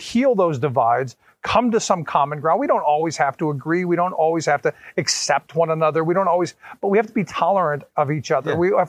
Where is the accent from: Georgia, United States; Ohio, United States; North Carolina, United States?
Ohio, United States; Cleveland; I grew up in a housing project on the west side of Cleveland.